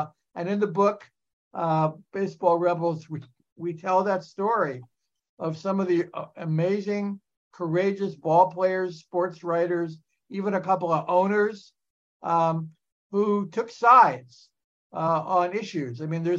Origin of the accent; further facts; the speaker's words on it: New Jersey, United States; New Jersey.